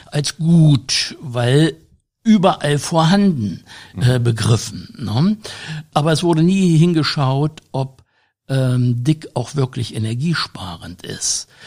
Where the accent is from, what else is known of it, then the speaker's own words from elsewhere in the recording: Germany; Ich bin selber noch in den 50er Jahren in einem Fachwerkhaus groß geworden im Harz, bei dem äh, es, wenn man ich das mal auf Hochdeutsch sage, im Winter saukalt wurde.